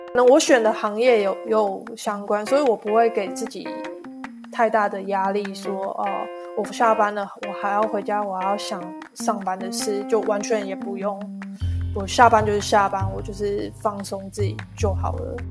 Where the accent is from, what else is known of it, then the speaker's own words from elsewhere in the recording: Taiwan; moved away; 跟我们台湾人有点就是不太一样的地方